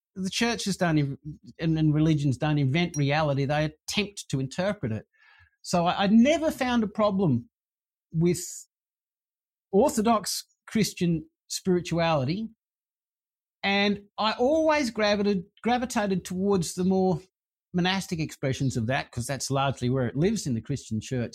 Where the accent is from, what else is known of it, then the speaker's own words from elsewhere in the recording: Sydney, New South Wales, Australia; I grew up in Sydney